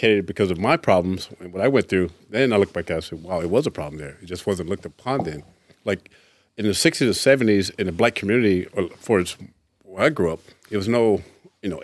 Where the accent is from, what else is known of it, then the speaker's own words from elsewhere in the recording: Tampa, Florida, United States; Tampa, my hometown